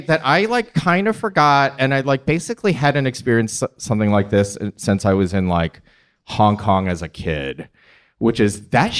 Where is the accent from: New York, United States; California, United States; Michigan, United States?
Michigan, United States; I'm from Michigan